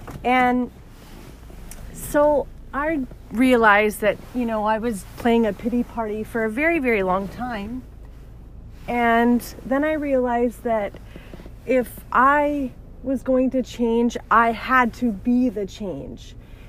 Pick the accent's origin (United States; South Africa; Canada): Canada; Alberta; now in Toronto, Canada; So I just recently moved to Ontario and Toronto specifically, and I came from Alberta